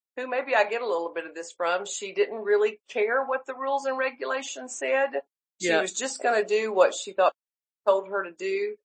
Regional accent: Charleston, South Carolina, United States; also born or lived in Greenville, South Carolina / Tulsa, Oklahoma; I grew up in Charleston, South Carolina till I was 9 years old

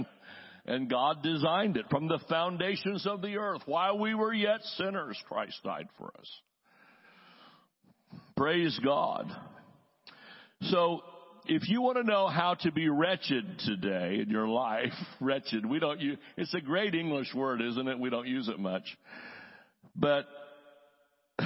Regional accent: the South, United States; I'm from the South. We say y'all.

